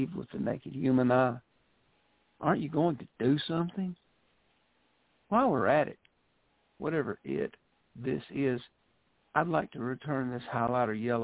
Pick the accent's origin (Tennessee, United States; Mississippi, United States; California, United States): Mississippi, United States; Mississippi Delta, United States; accent: Southern; I was born in the Mississippi Delta, and that's where I was raised.